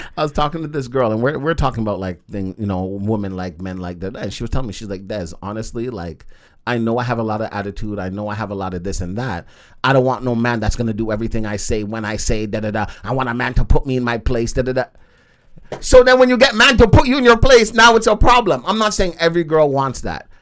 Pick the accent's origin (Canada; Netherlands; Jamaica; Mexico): Jamaica; I am a Jamaican man